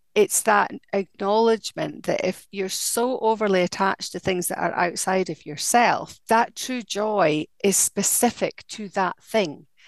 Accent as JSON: {"language": "English", "town": "Dundee", "region": "Scotland", "country": "United Kingdom", "tie": "born or raised there", "said": "dundee my hometown"}